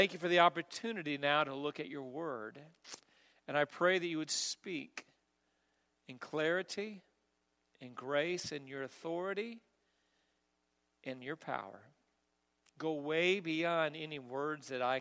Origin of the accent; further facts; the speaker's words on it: Missouri, United States; now in Kentucky, United States; I'm from Missouri